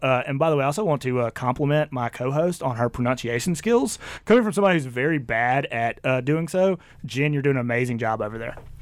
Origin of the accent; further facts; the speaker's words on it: Mississippi, United States; I grew up in Mississippi